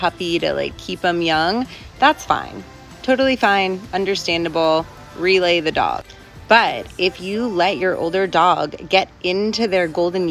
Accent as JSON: {"language": "English", "region": "New York", "country": "United States", "tie": "born or raised there", "said": "I grew up in New York"}